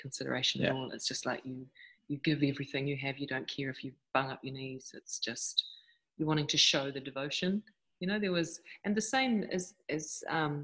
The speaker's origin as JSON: {"language": "English", "country": "New Zealand", "moved": "yes", "said": "I am from New Zealand originally."}